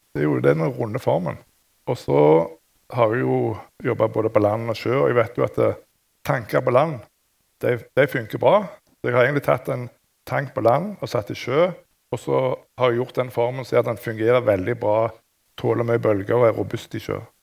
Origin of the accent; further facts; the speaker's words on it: Rogaland, Norway; jeg er jo fra Rogaland, og i det området så er det masse ingeniører